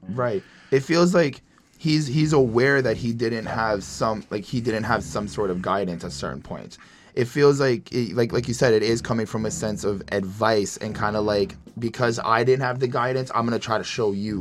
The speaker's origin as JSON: {"language": "English", "country": "Canada", "said": "I'm from Canada"}